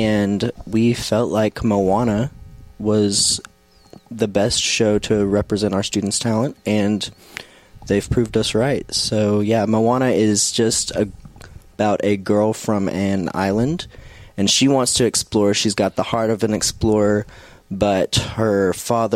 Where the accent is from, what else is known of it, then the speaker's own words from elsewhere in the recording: Cleveland, Tennessee, United States; moved away as an adult; now in Columbia, United States; I'm from Cleveland, Tennessee, about 3 hours away from Columbia